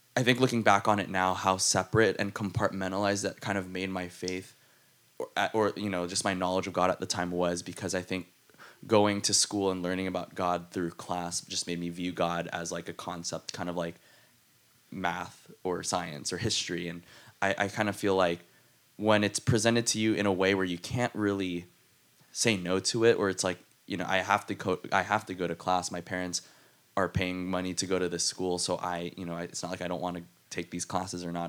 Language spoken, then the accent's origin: English; South San Francisco, California, United States; South San Francisco